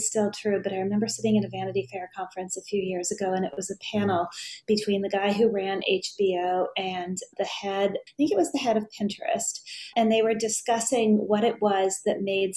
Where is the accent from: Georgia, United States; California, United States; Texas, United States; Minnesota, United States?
Minnesota, United States; Hibbing; growing up in Hibbing